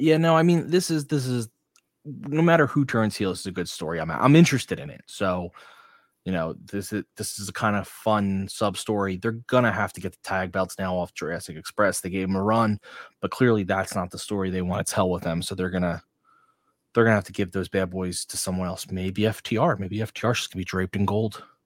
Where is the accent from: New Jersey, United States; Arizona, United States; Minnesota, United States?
New Jersey, United States; Blackwood; South Jerseys from Blackwood